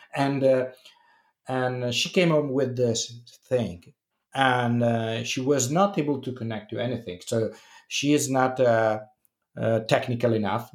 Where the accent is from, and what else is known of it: Italy